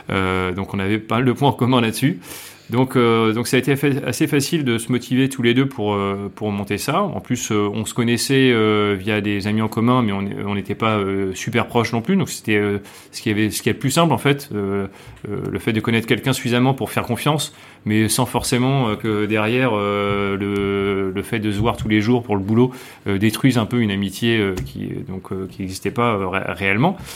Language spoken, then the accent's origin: French; France; now in Hong Kong; On est français, on va faire les trucs que nous on aime.